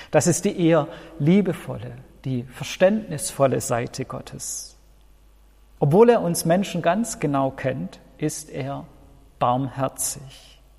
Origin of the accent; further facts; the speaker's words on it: Baden-Württemberg, Germany; Ich als Schwabe kenne das.